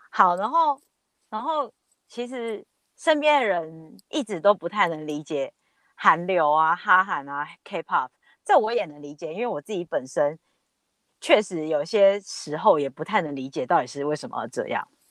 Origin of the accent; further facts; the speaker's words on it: Taiwan; 我们是台湾人